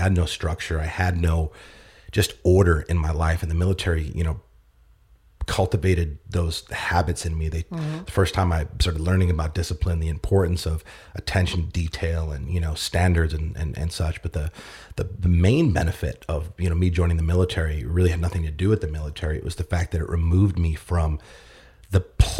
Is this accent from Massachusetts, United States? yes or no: yes; Boston, Massachusetts, United States; But I grew up in Massachusetts, Boston. I was actually born in Boston, bounced around different, cities and suburbs.